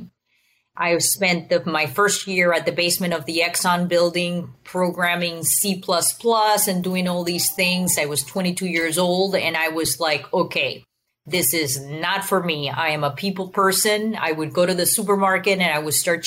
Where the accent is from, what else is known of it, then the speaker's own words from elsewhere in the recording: Venezuela; moved away; also born or lived in Houston area; I was born and raised in Venezuela. So I speak Spanish